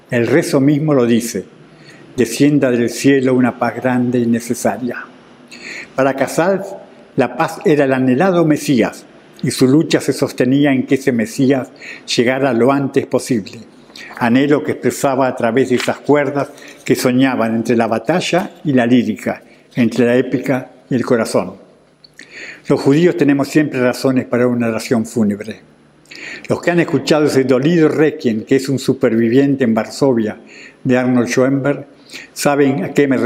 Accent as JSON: {"language": "Spanish", "region": "Catalonia", "country": "Spain", "said": "Además, soy catalán. Cataluña es una provincia de España y tuvo el primer parlamento democrático mucho antes que Inglaterra. Tengo 92 años."}